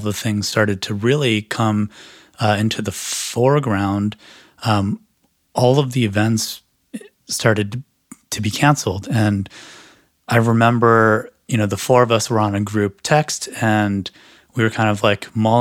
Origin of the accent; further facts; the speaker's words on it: Chicago, Illinois, United States; now in Los Angeles, United States; I live in Los Angeles, originally from Chicago